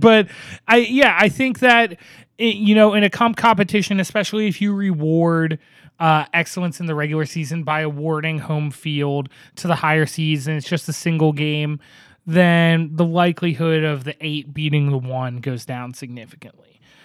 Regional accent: Northeast, United States; now in Portland, United States; I grew up in the Northeast

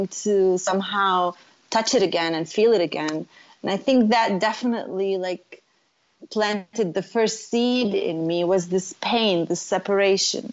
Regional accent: Beit Jala, Bethlehem Governorate, Palestine; moved away; also born or lived in Jerusalem / North Carolina / California; I was born in Jerusalem, and I was raised in a little town called Beit Jala. It's in the Bethlehem district, so it's really Bethlehem

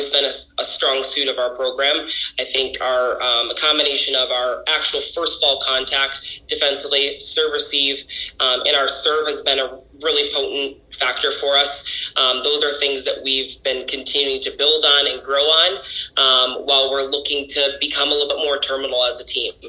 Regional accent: Kentwood, Michigan, United States; being born and raised in Grand Rapids area, I grew up in Kentwood, Michigan

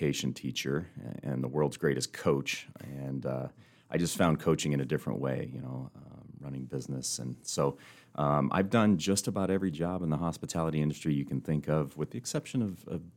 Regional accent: Northern Idaho, United States; moved away as an adult; also born or lived in Spokane, Washington / Coeur d'Alene, Idaho; now in Rapid City, United States; I'm from Northern Idaho, went to college in Spokane, Washington. So, you know, spent actually most of my life in the Pacific Northwest

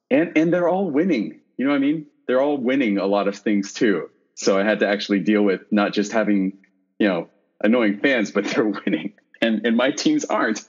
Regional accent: Plano, Texas, United States; moved away as an adult; now in San Francisco, United States; I am uh, born and bred in Plano, Texas

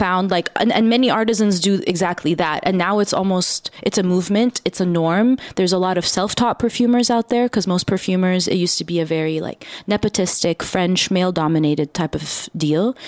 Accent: Dubai, United Arab Emirates; I grew up in the Middle East, particularly Dubai.

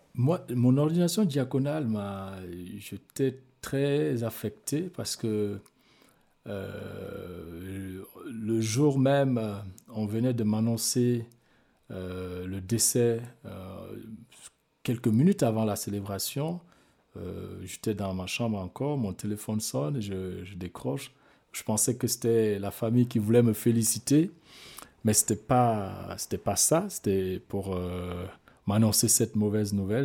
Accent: Guinea; born or raised there; moved away

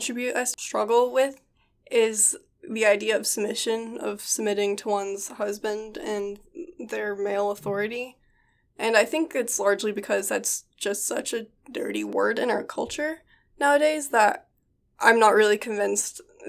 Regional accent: the Bible Belt, United States; So I grew up in a evangelical Christian military family, and we spent most of my childhood in various states within the Bible Belt.

